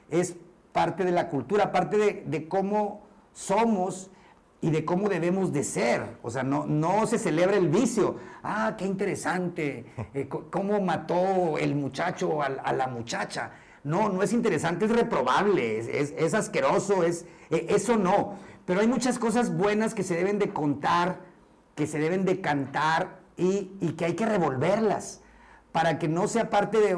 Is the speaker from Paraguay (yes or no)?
no; Mexico; yo soy mexicano y todos, todos somos mexicanos